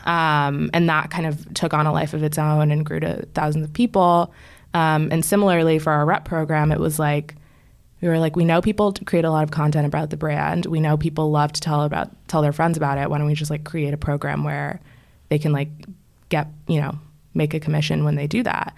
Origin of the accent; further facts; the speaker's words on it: right outside of DC, Maryland, United States; moved away as an adult; also born or lived in Washington, D.C.; now in New York, United States; I grew up in Maryland, like, right outside of D C